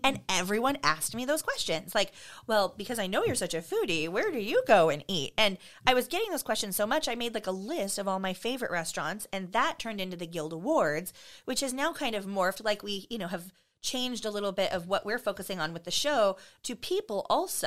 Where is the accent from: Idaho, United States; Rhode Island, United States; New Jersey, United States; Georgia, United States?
Idaho, United States; Post Falls; also born or lived in Southern California; now in Spokane, United States; I came up here when I was ten. And, um, our family, my dad's job relocated to, you know, s, Post Falls, Idaho